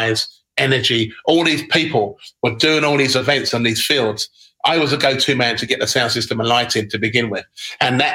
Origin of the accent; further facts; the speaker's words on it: Sutton, London, United Kingdom; moved away as an adult; also born or lived in Brighton; I moved from South London, where I used to live, where I grew up with my family and my parents, a place called Rose Hill, in Surrey, Sutton, Surrey.